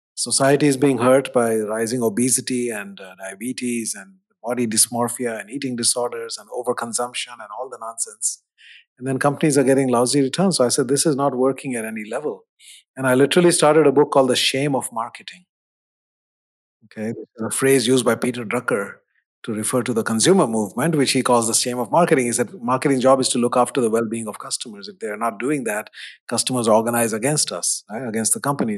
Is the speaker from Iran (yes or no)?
no; India; moved away; growing up in India in the seventies